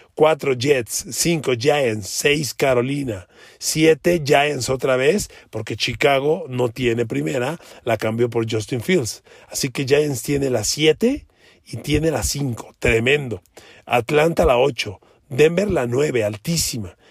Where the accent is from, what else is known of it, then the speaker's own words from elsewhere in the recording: Mexico; somos mexicanos, usted y yo